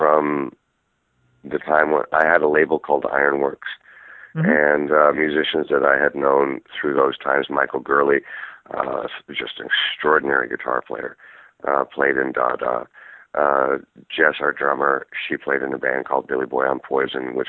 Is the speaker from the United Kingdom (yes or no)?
no; Toronto, Ontario, Canada; I grew up in Toronto, Canada